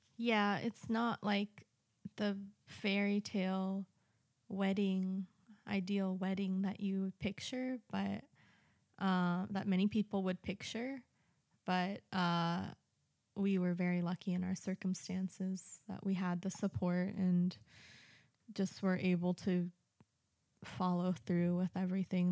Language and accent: English; United States; now in Japan; I'm American